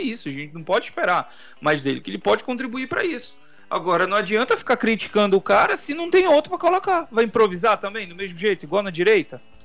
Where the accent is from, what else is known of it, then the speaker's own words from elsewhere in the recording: Pará, Brazil; nós como paraenses